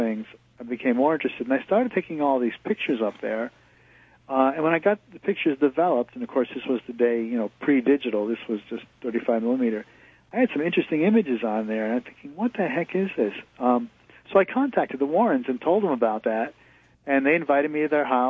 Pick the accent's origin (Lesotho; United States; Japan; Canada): United States; Connecticut; I grew up in New England. I grew up in Connecticut.